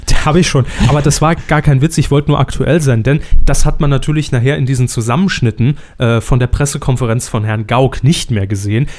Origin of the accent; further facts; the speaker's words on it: Saarland, Germany; meine Heimat